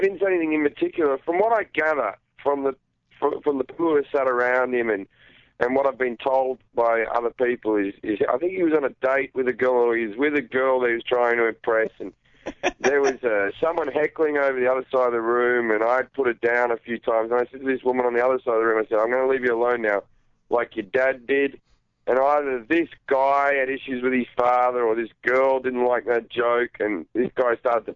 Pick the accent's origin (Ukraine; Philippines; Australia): Australia; growing up in Australia